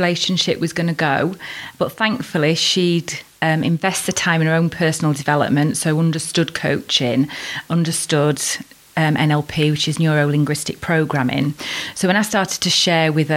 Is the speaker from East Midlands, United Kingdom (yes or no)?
yes; Worksop, East Midlands, United Kingdom; now in Chesterfield, United Kingdom; I was born and bred in Worksop back in 1974